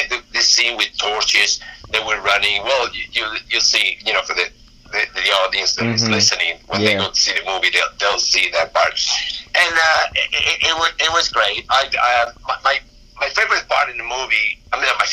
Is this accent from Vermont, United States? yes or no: no; Miami, Florida, United States; now in Los Angeles, United States; I'm from Miami